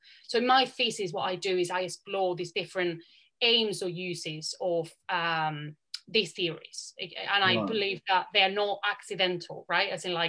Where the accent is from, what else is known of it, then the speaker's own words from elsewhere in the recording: Valencian Community, Spain; first language Valencian; English is a second language; my first language is also Valencian. I also have kind of a second language like the Basque people do. So I'm part of these different regions of Spain.